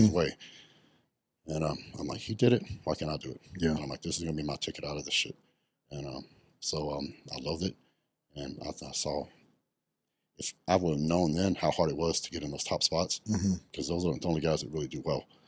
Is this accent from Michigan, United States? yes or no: no; West Texas, United States; I grew up very poor. I grew up in West Texas, and I grew up on a cattle ranch